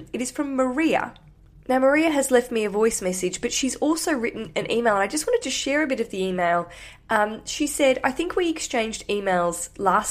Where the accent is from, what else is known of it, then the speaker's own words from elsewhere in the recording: Australia; now in London, United Kingdom; I'm from Australia. I live in London.